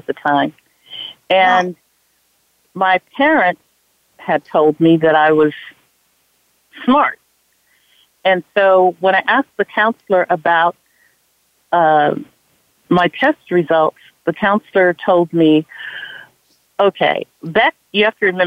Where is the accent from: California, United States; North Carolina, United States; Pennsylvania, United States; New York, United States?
California, United States; Los Angeles; I grew up right here in Watts. I went to this exact same high school, which is Jordan High School.